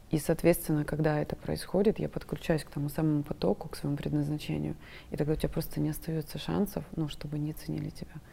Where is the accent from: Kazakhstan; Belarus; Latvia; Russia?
Russia; Krasnodar, Krasnodar Krai; Я из Краснодара.